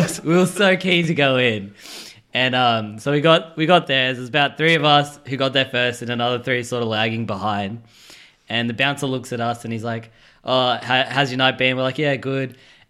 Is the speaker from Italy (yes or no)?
no; Townsville, Queensland, Australia; now in Sydney, Australia; I'm from Townsville